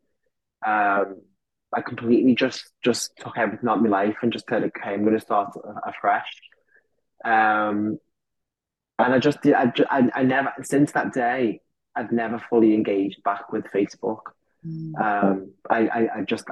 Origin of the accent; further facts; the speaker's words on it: Liverpool, North West England, United Kingdom; I grew up in Liverpool